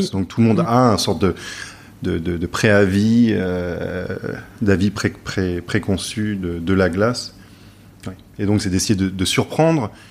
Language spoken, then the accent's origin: French; Paris, Île-de-France, France; also born or lived in United States / London; Donc moi, je suis né aux États-Unis, mais après j'ai grandi entre euh, Paris et Londres.